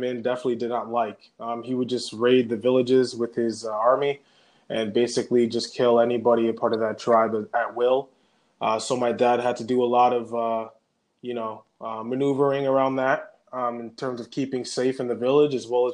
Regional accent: Gatineau, Canada; also born or lived in Saskatoon, Saskatchewan / Montreal, Quebec; at 10 years old, we moved to the Gatineau, Ottawa

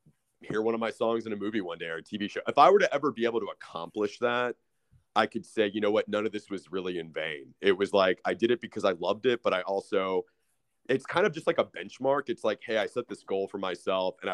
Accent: Austin, Texas, United States; I'm from Austin, born and raised, and I've lived here my entire life.

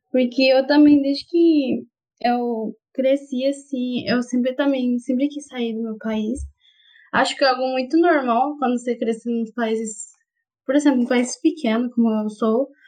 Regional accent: Honduras; Portuguese is a second language; moved away as an adult; now in Catalão, Brazil; eu sou de Honduras

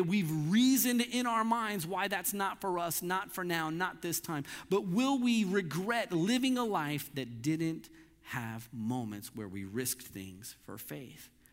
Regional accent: Missouri, United States; I grew up in Missouri

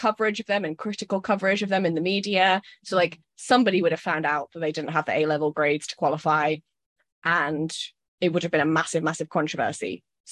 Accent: Scotland, United Kingdom; I'm Scottish

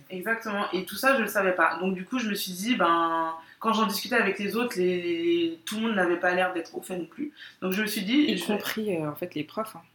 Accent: Guadeloupe; moi, je suis guadeloupéenne. Je suis née et j'ai grandi ici, mais, mais je suis guadeloupéenne.

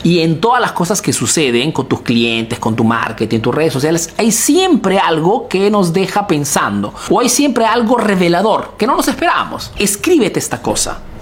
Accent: Peru; now in Italy

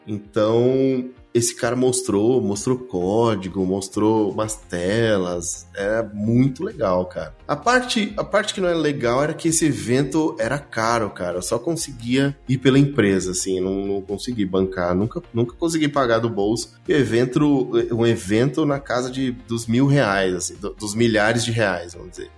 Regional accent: Brazil; Como bom brasileiro

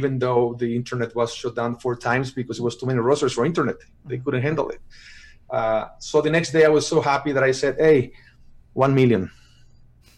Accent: Mexico; English is a second language; moved away as an adult; also born or lived in Miami / Los Angeles; now in United States; I'm from Mexico

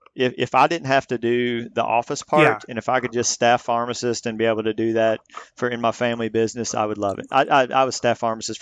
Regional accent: Missouri, United States; So I was born and raised in Southeast Missouri, which is where I'm speaking to you from right now, Mississippi River Delta. We're about 2 hours north of Memphis, Tennessee.

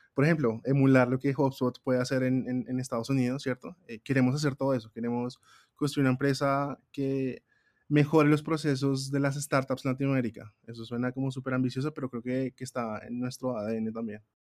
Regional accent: Colombia; muy colombianos, muy latinos

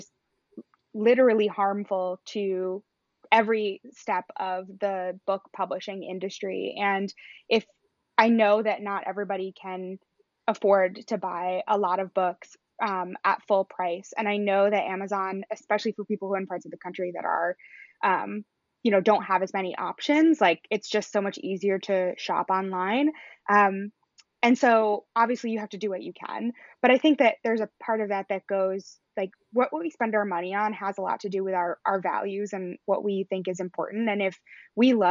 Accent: near Ithaca, upstate New York, United States; I'm from upstate New York, and there's a bookstore in Ithaca, which is close to my hometown

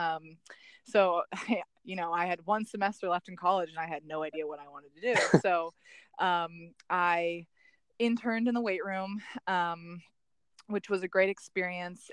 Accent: California, United States; moved away as an adult; also born or lived in North Carolina; I actually was born and raised in California

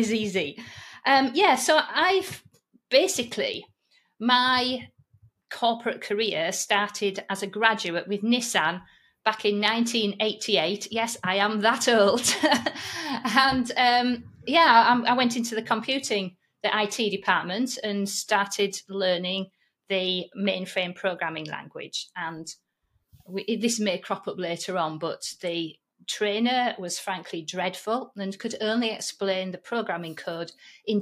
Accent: Yorkshire and the Humber, United Kingdom; accent: Yorkshire; my Yorkshire accent

